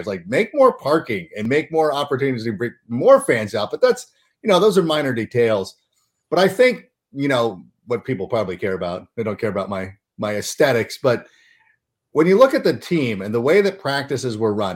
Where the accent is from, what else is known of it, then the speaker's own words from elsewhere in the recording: Southern California, United States; I was growing up in Southern California